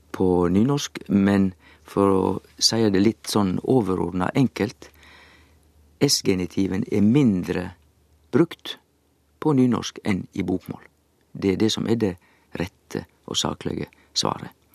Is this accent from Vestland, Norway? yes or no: yes; Sogn, Vestland, Norway; Jeg er jo sogning